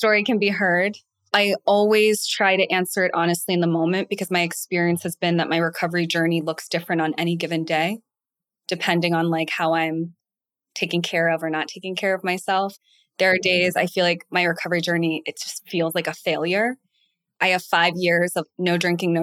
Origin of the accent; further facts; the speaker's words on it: Boston, Massachusetts, United States; I am from Boston